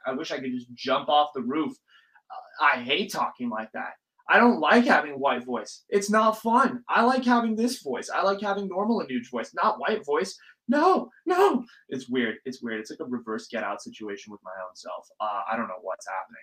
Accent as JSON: {"language": "English", "area": "Silicon Valley", "region": "California", "country": "United States", "tie": "born or raised there", "said": "I grew up in the Valley. I grew up in the Silicon Valley"}